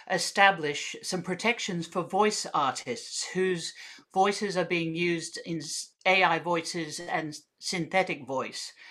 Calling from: Sydney, New South Wales, Australia; Thank you very much for being here. I'm coming from Gadigal land.

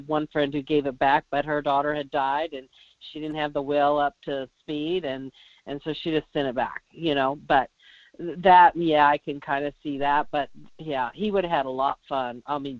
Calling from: Soldotna, Alaska, United States; from Soldotna.

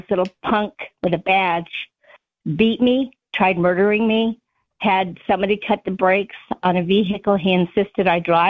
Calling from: Arizona, United States

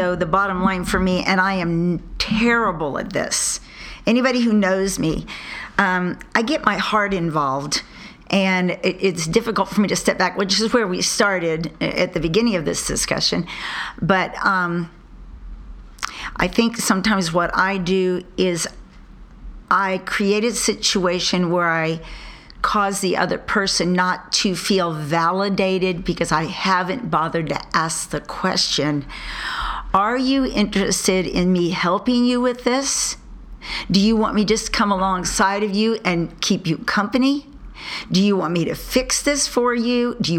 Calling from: California, United States; from California.

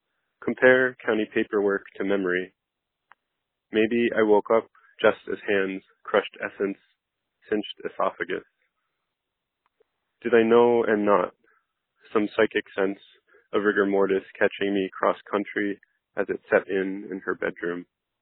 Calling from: Philadelphia, Pennsylvania, United States; I'm calling from Philadelphia, Pennsylvania

